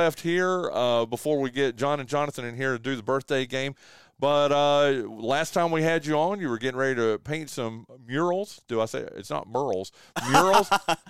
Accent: the South, United States; accent: Southern; my Southern accent

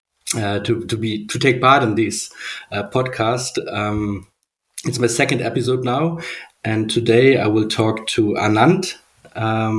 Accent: Germany; I'm from Germany, so I'm quite used to the, let's say, engineering or German engineering culture.

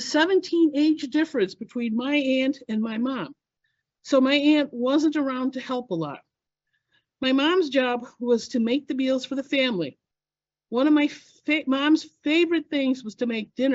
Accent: Illinois, United States; I was born and raised in Illinois

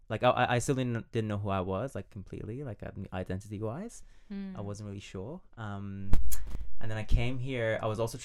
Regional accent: Iran; English is a second language; moved away as an adult; now in Australia; I'm originally from Iran, and I've been here for almost a decade

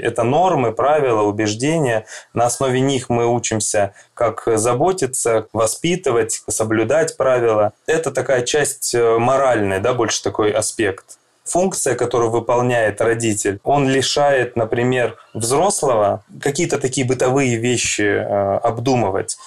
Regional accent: Krasnodar, Krasnodar Krai, Russia; also born or lived in Saint Petersburg; я из Краснодара, психолог

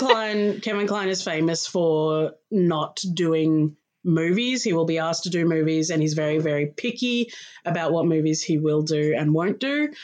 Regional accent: Australia; also born or lived in Melbourne, Australia; I am Australian. I live in Melbourne, in Australia

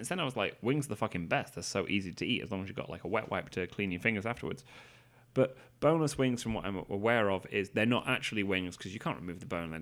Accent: England, United Kingdom; I'm English

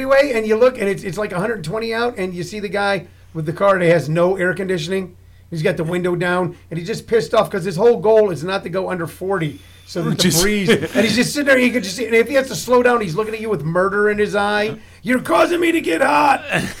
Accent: St. Louis, Missouri, United States; now in Los Angeles, United States; I grew up in St. Louis.

